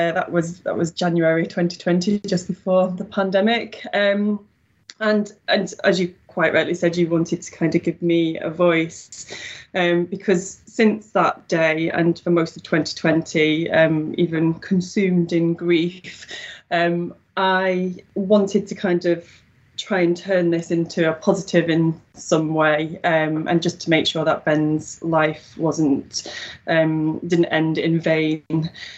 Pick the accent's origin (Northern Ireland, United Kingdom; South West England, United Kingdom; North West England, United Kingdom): North West England, United Kingdom; Wigan; accent: Wigan; now in Newton-le-Willows, United Kingdom; I'm from Wigan originally, although I don't seem to have the broad Wigan accent. So, that's a lucky thing. So, I'm currently living in Newton the Willows, which is a few miles away from Wigan